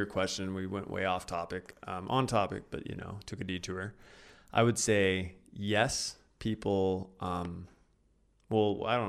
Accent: Oklahoma, United States; I'm from Oklahoma

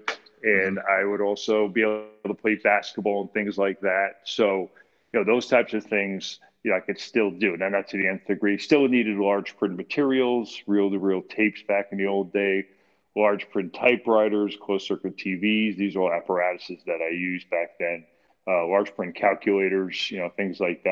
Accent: Clifton, New Jersey, United States; also born or lived in Millburn, New Jersey; Born and raised in Clifton, New Jersey, 1963

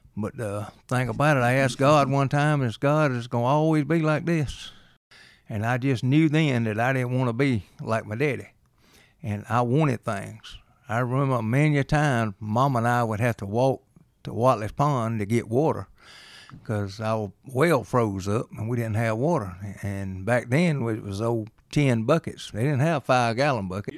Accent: Reynolds, United States; I grew up in Reynolds

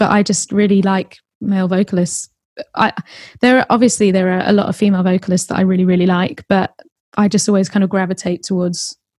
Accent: Kingston, London, United Kingdom; Southwest London. So I grew up in Kingston. And lived there always. I've moved over to Southeast in the past 4 years. I haven't moved far.

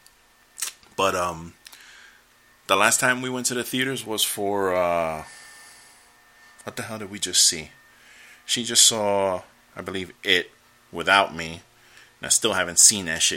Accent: United States; I'm an American

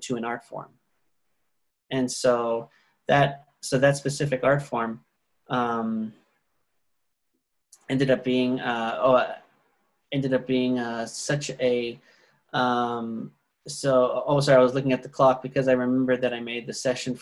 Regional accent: United States; my life and experiences as an American potter

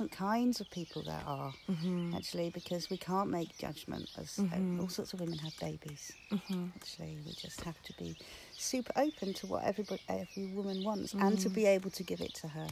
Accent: England, United Kingdom; moved away; I'm English

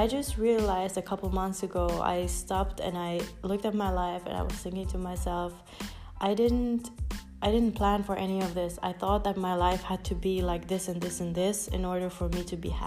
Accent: Finland; moved away; also born or lived in United States / Colombia; I grew up in Finland

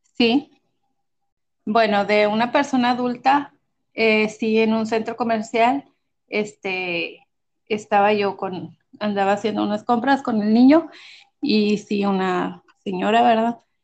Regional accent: Monterrey, Nuevo León, Mexico; Soy de Monterrey, México, Monterrey, Nuevo León, México

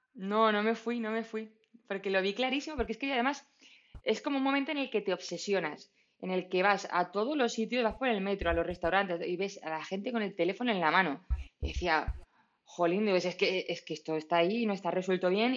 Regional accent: Madrid, Community of Madrid, Spain; soy de, aquí de Madrid

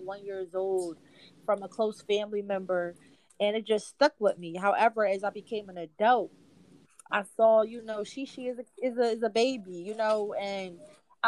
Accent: Philadelphia, Pennsylvania, United States; I am from West Philadelphia on the East Coast

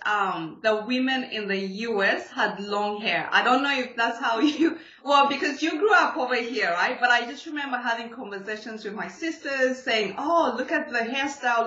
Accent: Zambia; I'm actually from Zambia

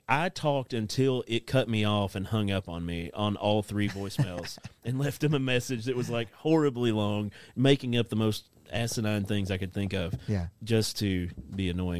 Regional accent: United States; accent: hick

